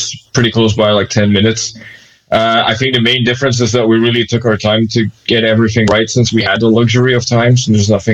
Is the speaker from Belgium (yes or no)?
yes; Belgium; moved away as an adult; also born or lived in Israel; I moved back here in 2013